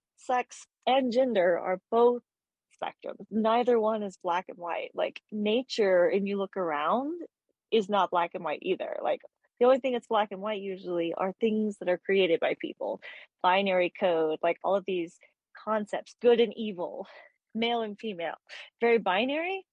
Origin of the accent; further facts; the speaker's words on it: Texas, United States; I'm from Texas, so that's like in the minority